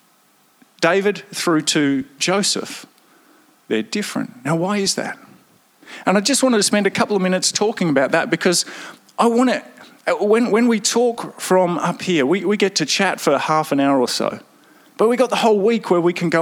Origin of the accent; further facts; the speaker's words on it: Victoria, Australia; So I'm very Victorian as well, back a number of generations